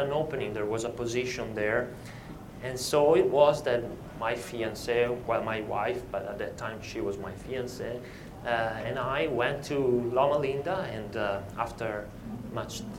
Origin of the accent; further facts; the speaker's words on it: Italy; I was born in Italy in 1978